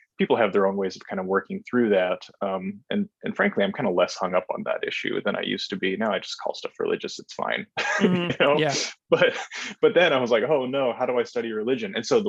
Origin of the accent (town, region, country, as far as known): North Dakota, United States; born or raised there